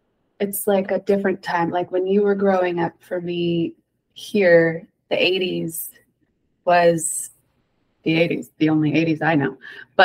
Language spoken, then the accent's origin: English; United States; I grew up in Lake Tahoe and it's a small mountain town